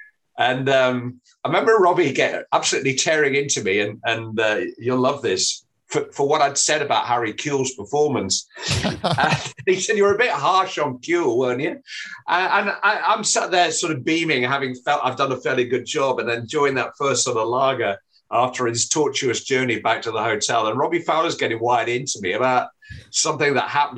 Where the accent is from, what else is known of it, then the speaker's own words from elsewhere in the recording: Manchester, North West England, United Kingdom; also born or lived in Merseyside; I was born in the Manchester area